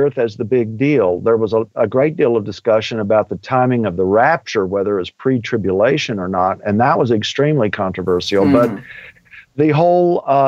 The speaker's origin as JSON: {"language": "English", "region": "Texas", "country": "United States", "said": "I'm from Texas and I'm an old redneck at heart."}